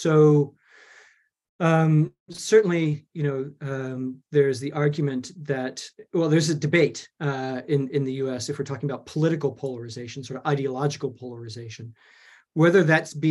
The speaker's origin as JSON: {"language": "English", "region": "Texas", "country": "United States", "tie": "born or raised there", "moved": "as an adult", "lives_now": "Glasgow, United Kingdom", "said": "born and raised in Texas"}